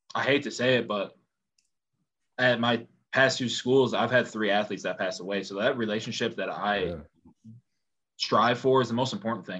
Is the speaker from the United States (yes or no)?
yes; upstate New York, United States; I truly say my hometown's to New York. Okay. So far south of Syracuse